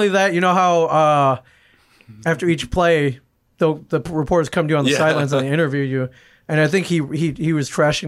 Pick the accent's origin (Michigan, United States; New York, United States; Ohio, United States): Ohio, United States; Cleveland; first language English; I tell people that, like, English isn't my first language, but it is. I was born in Cleveland